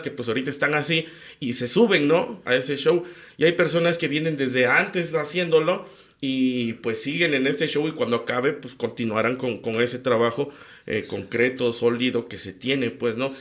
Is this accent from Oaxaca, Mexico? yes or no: yes; Tlacolula de Matamoros, Oaxaca, Mexico; los de mi pueblo